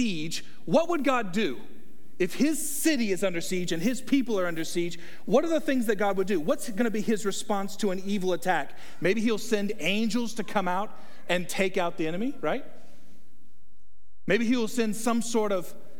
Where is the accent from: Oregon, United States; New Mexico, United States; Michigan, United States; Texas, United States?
Texas, United States; I'm from Texas